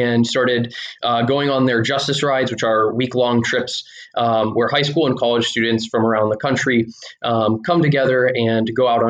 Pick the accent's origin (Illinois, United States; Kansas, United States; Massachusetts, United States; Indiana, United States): Indiana, United States; Fort Wayne; we grew up in Fort Wayne, Indiana